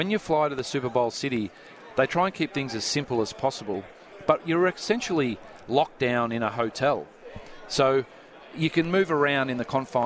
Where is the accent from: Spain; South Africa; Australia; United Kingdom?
Australia; moved away as an adult; being Australian